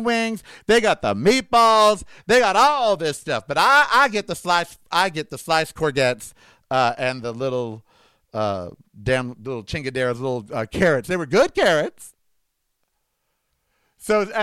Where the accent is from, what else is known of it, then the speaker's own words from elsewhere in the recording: Las Vegas, Nevada, United States; we are in my hometown of Las Vegas, Nevada.